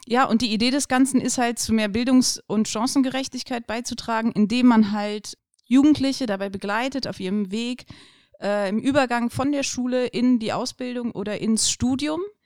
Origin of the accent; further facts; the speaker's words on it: Aachen, North Rhine-Westphalia, Germany; also born or lived in Cologne / Düsseldorf; Bin in Aachen geboren. Ähm, meine Eltern sind aus Polen gekommen. Und ja, genau, klassische Schullaufbahn durchlaufen